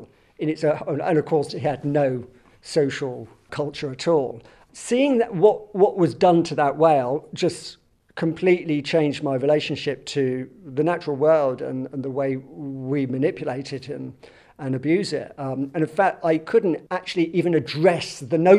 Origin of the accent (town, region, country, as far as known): Southampton, South East England, United Kingdom; born or raised there; moved away; also born or lived in London